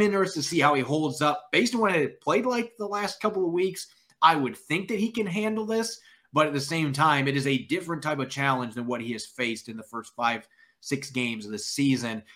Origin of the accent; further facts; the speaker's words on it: Northern Indiana, United States; my neck of the woods where I grew up in Northern Indiana